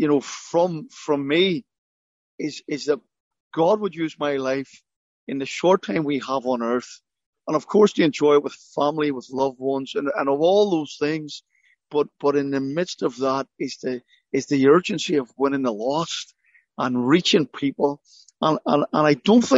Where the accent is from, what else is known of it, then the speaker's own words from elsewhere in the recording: Belfast, Northern Ireland, United Kingdom; I grew up in Belfast